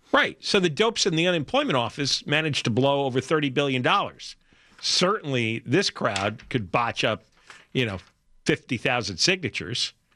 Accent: the New York area, United States; now in Los Angeles, United States; growing up in the New York area in the 1970s

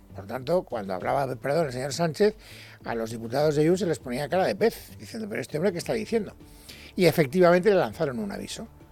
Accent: Spain; como ciudadano español

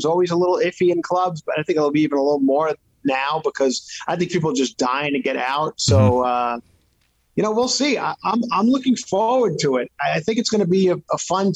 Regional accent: Ronkonkoma, New York, United States; on my block where I grew up in Ronkonkoma

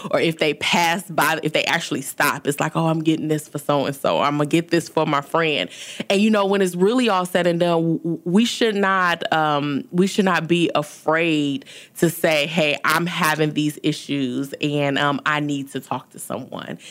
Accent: Detroit, Michigan, United States; moved away as an adult; also born or lived in New Orleans / Baton Rouge; now in Houston, United States; I was born and raised in Detroit, Michigan.

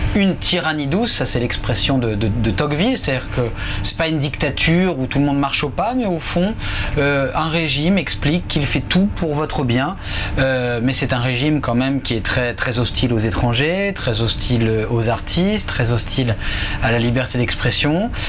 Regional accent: Le Havre, Normandy, France; moved away; je suis dans ma ville natale

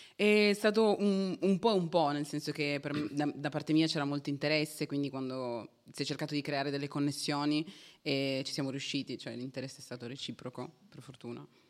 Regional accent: Turin, Piedmont, Italy; Sono di Torino

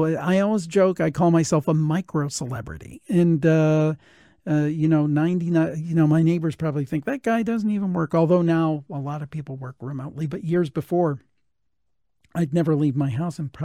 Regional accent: Cleveland, Ohio, United States; I'm from the Cleveland area

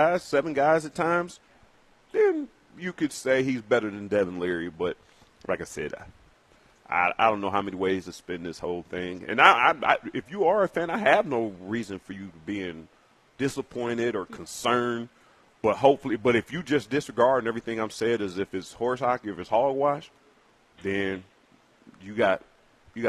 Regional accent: Twinsburg, Ohio, United States; Even being from Twinsburg

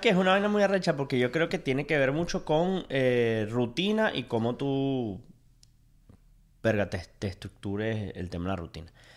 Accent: Venezuela; now in United States; Soy, sigo siendo venezolano, pero quiero ser americano

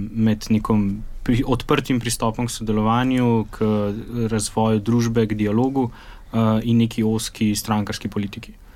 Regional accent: Slovenia

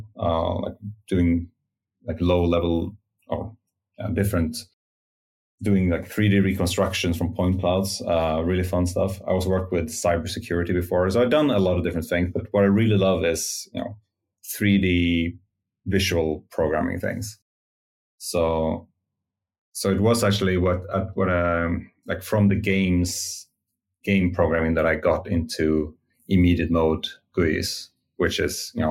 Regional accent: Stockholm, Stockholm County, Sweden; Well, I'm from Sweden, Stockholm, Sweden, and I think I was about 15 when I fell in love with programming. I had like a course in C++ at I guess Swedish high school

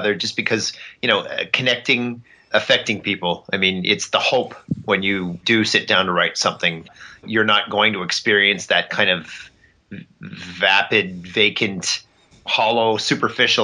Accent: Canada; As a Canadian kid growing up

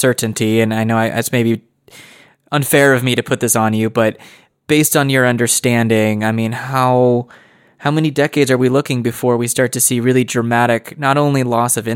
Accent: United States; I'm speaking as an American

